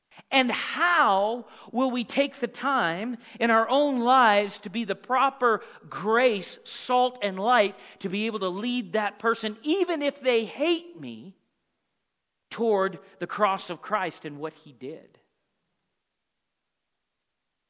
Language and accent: English; Montana, United States; also born or lived in Tulsa, Oklahoma; the environment I grew up here in Montana